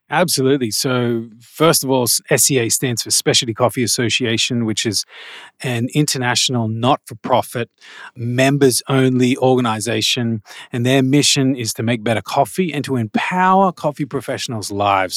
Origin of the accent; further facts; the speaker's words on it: Australia; also born or lived in Malaysia; I'm Australian, so I know what it's like here